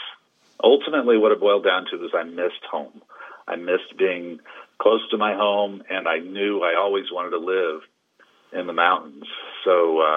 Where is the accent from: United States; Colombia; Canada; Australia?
United States; Omaha, Nebraska; moved away as an adult; now in Colorado, United States; I'm a Nebraska boy, born and raised. I grew up in Omaha